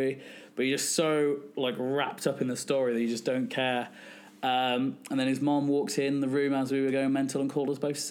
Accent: West Midlands, United Kingdom; I'm from the West Midlands

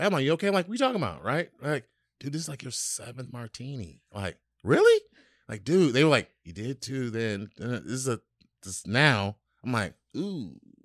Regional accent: Chicago, Illinois, United States; from my hometown in Chicago

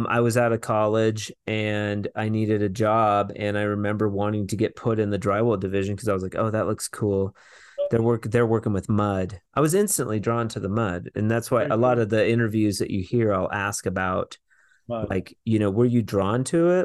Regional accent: Washington, United States; we grew up in Washington

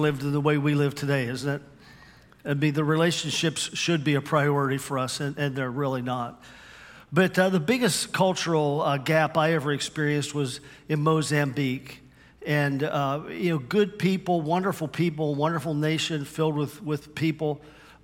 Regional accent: Western Pennsylvania, United States; accent: Western PA; moved away as an adult; also born or lived in Cuyahoga Falls, Ohio; where I grew up in Western Pennsylvania

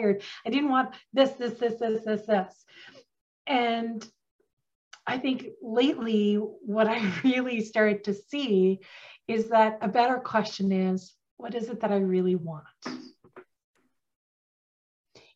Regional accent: Northern Ontario, Canada; accent: country twist; now in Ottawa, Canada; I have a little bit of a country twist to me because I'm from Northern Ontario originally

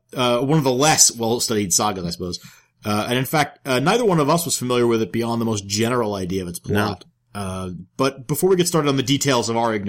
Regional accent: New York, United States; I'm a New Yorker

